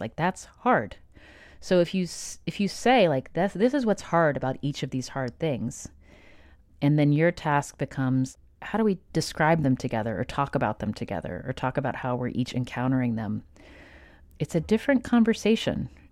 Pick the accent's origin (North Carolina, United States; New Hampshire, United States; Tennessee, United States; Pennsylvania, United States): Tennessee, United States; Nashville; was born in nineteen eighty in Nashville, Tennessee, to two parents